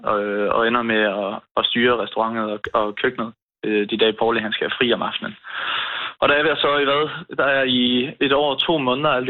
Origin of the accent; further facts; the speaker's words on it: Turø, Southern Denmark, Denmark; Vi er en sejlfamilie, så vi har altid sejlet ned til havnen. Vi kommer fra Turø. Uh. Der er en ø, der ligger lige lidt væk.